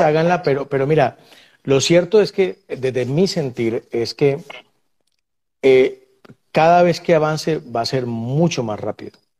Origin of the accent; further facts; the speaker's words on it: Buenaventura, Valle del Cauca, Colombia; yo soy de Buenaventura